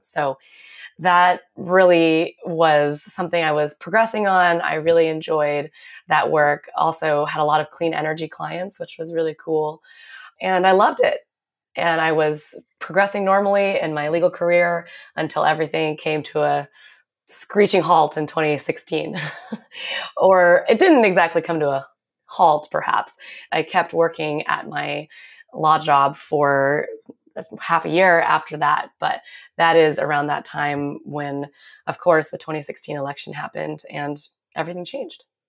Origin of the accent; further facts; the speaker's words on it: Seattle, Washington, United States; moved away as an adult; also born or lived in New York City; I grew up in Seattle, where I went to public school, Garfield High School